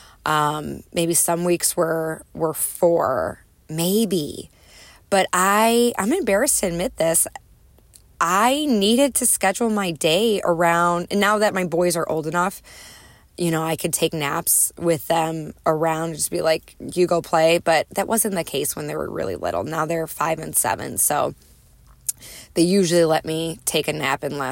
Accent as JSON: {"language": "English", "town": "Chicago", "region": "Illinois", "country": "United States", "tie": "born or raised there", "moved": "yes", "said": "I'm a Midwesterner at heart, grew up in the Chicagoland area, northwest suburbs of Chicago"}